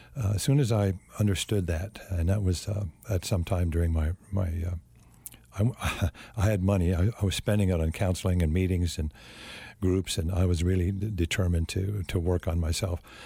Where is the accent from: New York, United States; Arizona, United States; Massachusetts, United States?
Arizona, United States; Phoenix; I grew up in the Phoenix area and was raised Catholic